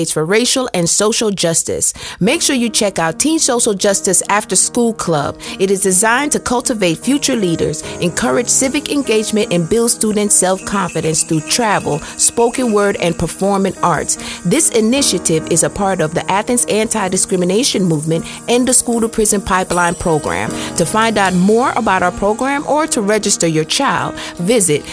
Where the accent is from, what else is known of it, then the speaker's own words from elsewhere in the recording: Jamaica; moved away; I'm Jamaican